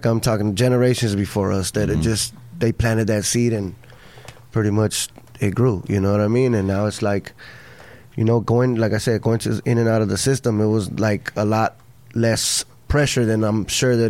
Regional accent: Los Angeles, California, United States; I'm from South Central LA, Florence District.

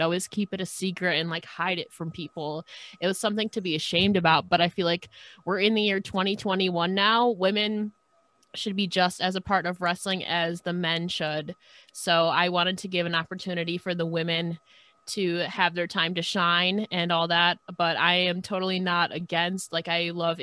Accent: New York, United States; I'm from New York

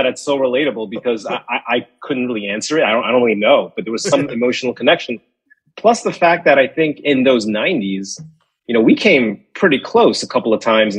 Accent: New York City, New York, United States; moved away as an adult; also born or lived in Long Island; now in California, United States; I live in California now, and you know, my career has taken me all the way out here to the West Coast, but I'm a New York guy. I grew up in Queens and Long Island.

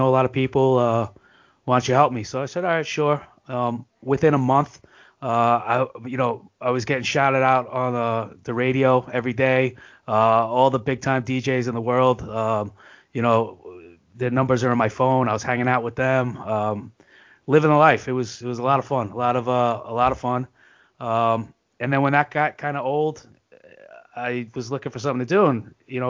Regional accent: New York, United States; I'm a New Yorker.

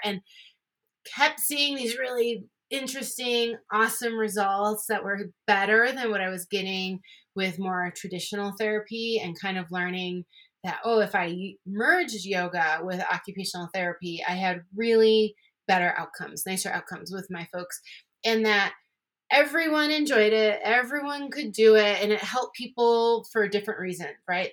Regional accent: Buffalo, New York, United States; moved away as an adult; also born or lived in Hawaii / Colorado; I am from Buffalo, New York, and that's where I went to school to become an occupational therapist.

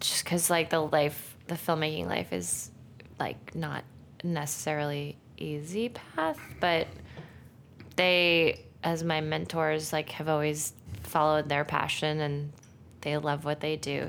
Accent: Santa Monica, California, United States; I'm from Santa Monica

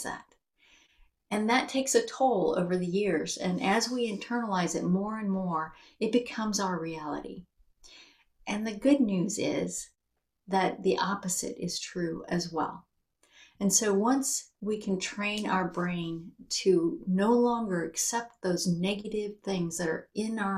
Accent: United States; we're American

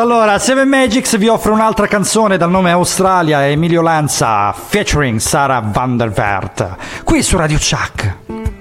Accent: Calabria, Italy; now in Bologna, Italy; da noi, da, da calabresi

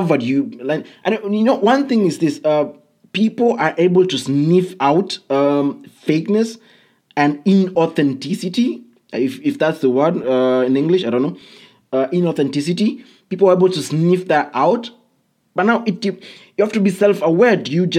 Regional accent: Kenya; I come from Kenya

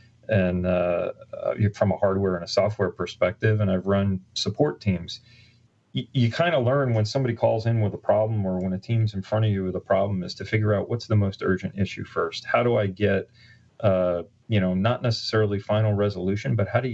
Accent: Long Island, New York, United States; moved away as an adult; also born or lived in New Jersey / Connecticut / Pennsylvania / Southern California; I'm actually from Long Island originally, and I just moved back here last year after being off the island for 30 years.

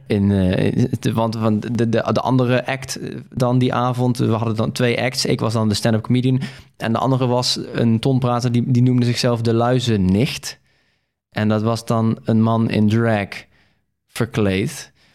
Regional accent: Veghel, North Brabant, Netherlands; ik ben geboren in Veghel.

